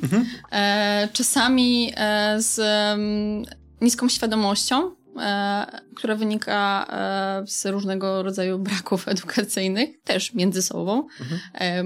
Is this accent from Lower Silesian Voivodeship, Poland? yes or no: yes; Wrocław, Lower Silesian Voivodeship, Poland; Jestem wrocławianką, kobietą, feministką